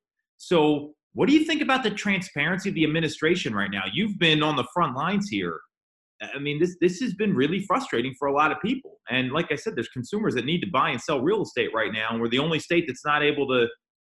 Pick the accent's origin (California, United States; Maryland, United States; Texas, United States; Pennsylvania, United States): Pennsylvania, United States; Chester County; also born or lived in Main Line, Pennsylvania; I grew up in Chester County, so we're not that far. I mean, it's, you know, and then I live in on the main line right now